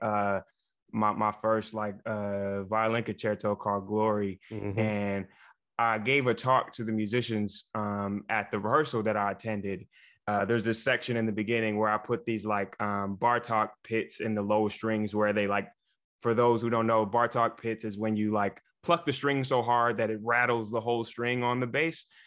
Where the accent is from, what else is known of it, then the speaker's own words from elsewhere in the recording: Jackson, Michigan, United States; moved away; also born or lived in Chicago; I'm originally from Jackson, Michigan.